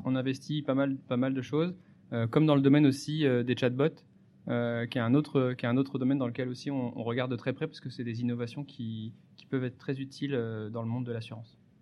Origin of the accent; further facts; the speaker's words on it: Paris, Île-de-France, France; now in Lille, France; je suis lillois, mais parisien d'origine